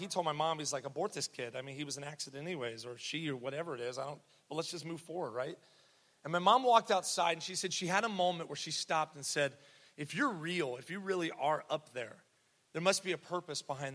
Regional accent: Columbus, Ohio, United States; I was born here in Columbus, Mount Carmel East

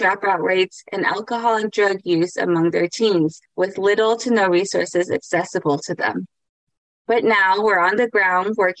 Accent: Chinle, Arizona, United States; I am Navajo, coming from the Navajo Reservation, a small town called Chinle

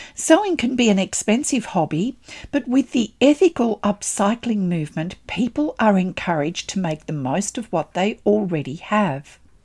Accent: Australia; I'm an Australian textile artist

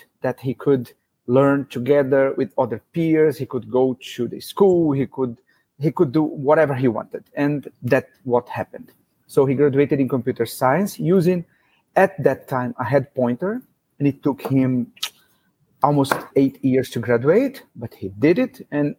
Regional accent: Brazil; now in Abu Dhabi, United Arab Emirates; I'm from Brazil

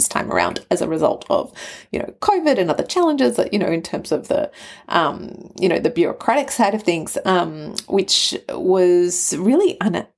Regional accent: Australia; also born or lived in Canberra, Australia / Sydney, Australia; Australia being my home, my permanent home. I'm Australian

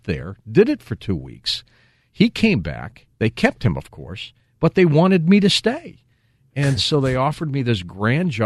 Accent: Midwest, United States; also born or lived in St. Louis; I was a guy from the Midwest

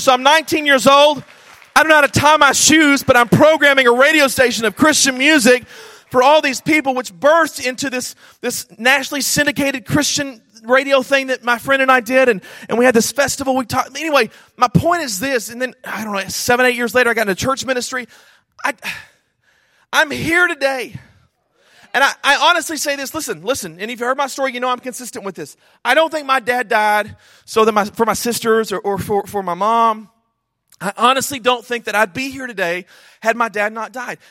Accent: Snyder, Texas, United States; I grew up in Snyder, Texas, a small town in West Texas of about 10,000 people

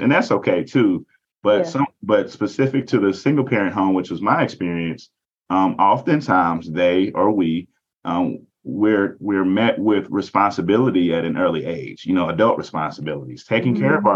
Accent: southwestern Kentucky, United States; moved away; also born or lived in Indianapolis, Indiana; I come from a very small rural town in southwestern Kentucky

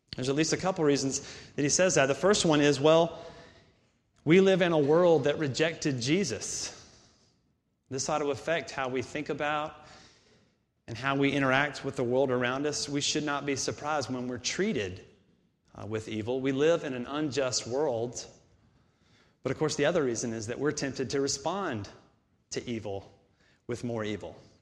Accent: Augusta, Georgia, United States; moved away; I'm from Augusta, about two hours away from here

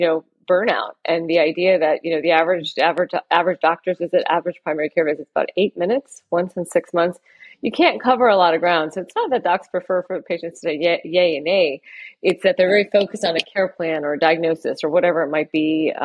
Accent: Port St. Lucie, Florida, United States; I grew up in South Florida in a little town called Port St. Lucie

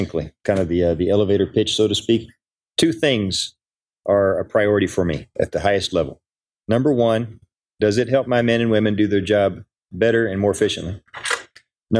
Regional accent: Oklahoma, United States; moved away; also born or lived in Del Rio, Texas; I'm from Oklahoma

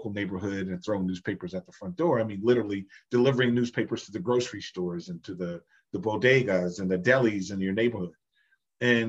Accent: New Jersey, United States; my parents are from Jamaica. I was born in New Jersey

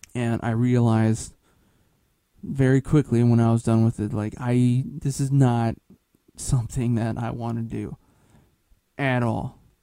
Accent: Midwest, United States; moved away; I'm actually from the Midwest

